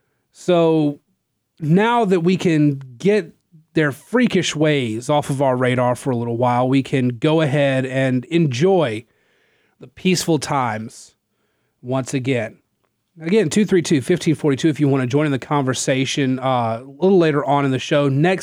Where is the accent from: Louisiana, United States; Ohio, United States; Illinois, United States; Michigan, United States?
Louisiana, United States; Natchitoches; I'm from Natchitoches.